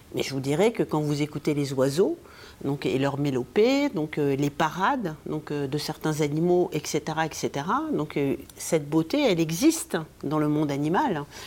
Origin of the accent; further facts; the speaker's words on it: Morocco; moved away; j'ai vécu euh, toute mon enfance au Maroc